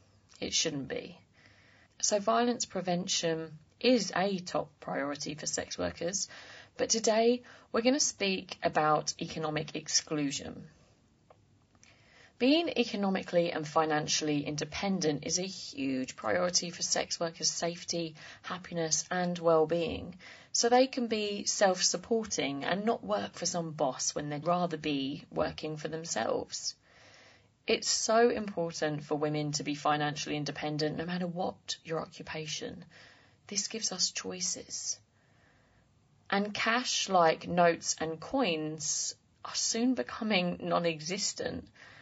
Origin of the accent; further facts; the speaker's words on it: Essex, East of England, United Kingdom; I'm English, yeah. Where from? Yeah. I'm from Essex.